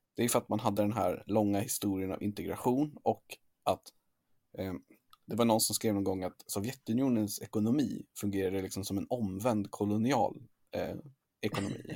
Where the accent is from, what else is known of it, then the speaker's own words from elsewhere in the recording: Sweden; som svensk